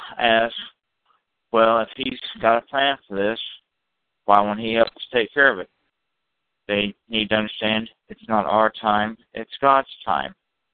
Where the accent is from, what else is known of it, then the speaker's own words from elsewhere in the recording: Kansas City, United States; Yes, I'm from Kansas City.